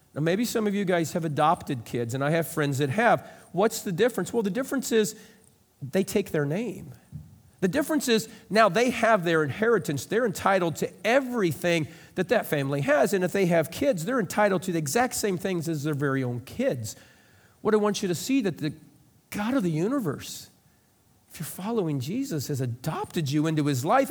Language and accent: English; Lovington, Illinois, United States; I grew up in Lovington